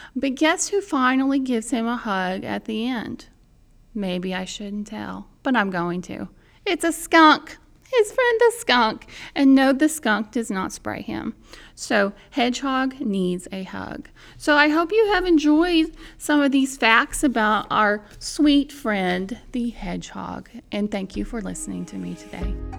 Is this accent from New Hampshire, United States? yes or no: no; Indiana, United States; in my home state of Indiana